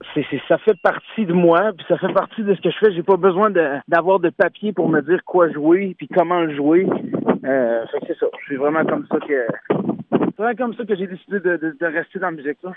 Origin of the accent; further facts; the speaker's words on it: Saint-Joseph-de-Beauce, Quebec, Canada; je viens de Saint-Joseph de Beauce